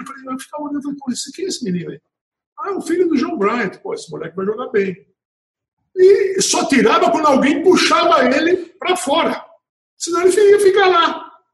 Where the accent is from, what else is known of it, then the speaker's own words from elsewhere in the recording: Natal, Rio Grande do Norte, Brazil; nasci em Natal.